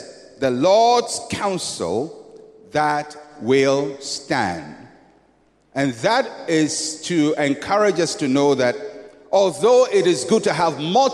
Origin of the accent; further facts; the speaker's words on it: Ghana; I'm a Ghanaian.